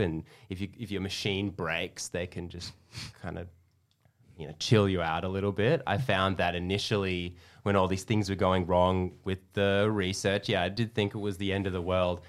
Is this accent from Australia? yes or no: yes; Perth, Western Australia, Australia; also born or lived in Melbourne, Australia / Texas, United States; now in Sydney, Australia; I'm from Perth